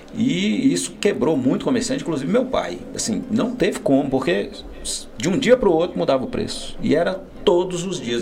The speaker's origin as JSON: {"language": "Portuguese", "region": "north of Minas Gerais", "country": "Brazil", "said": "nós que somos do norte de Minas"}